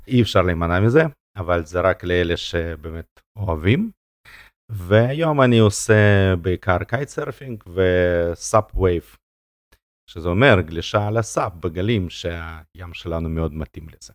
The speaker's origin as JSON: {"language": "Hebrew", "country": "Russia", "tie": "born or raised there", "moved": "yes", "lives_now": "Israel", "said": "נולדתי ברוסיה ולא היה שם תנאים"}